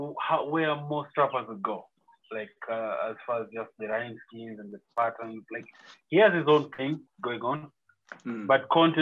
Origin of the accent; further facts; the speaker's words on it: Coast, Kenya; I'm from Coast.